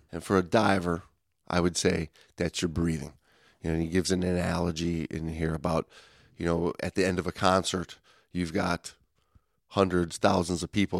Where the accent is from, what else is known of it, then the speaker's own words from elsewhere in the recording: Detroit, Michigan, United States; I'm from Detroit, man.